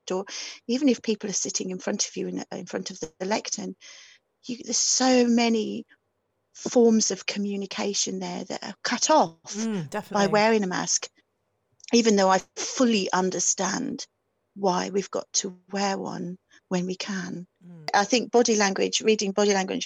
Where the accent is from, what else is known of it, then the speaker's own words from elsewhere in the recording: near Dudley, West Midlands, United Kingdom; accent: Black Country; moved away; also born or lived in Aberystwyth; I was very, very black country accent. I was brought up near Dudley